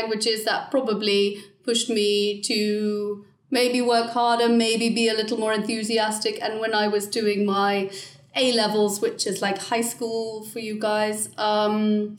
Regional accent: Hampshire, South East England, United Kingdom; also born or lived in Durham; I'm from the UK. I'm from Hampshire in the south of England.

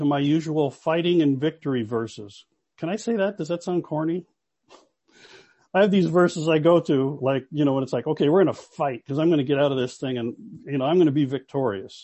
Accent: Los Angeles, California, United States; now in Toronto, Canada; I'm from Los Angeles

